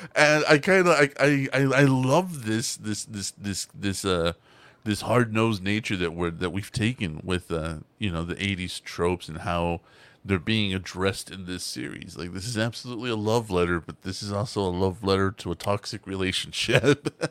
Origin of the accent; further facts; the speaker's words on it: Texas, United States; I'm from Texas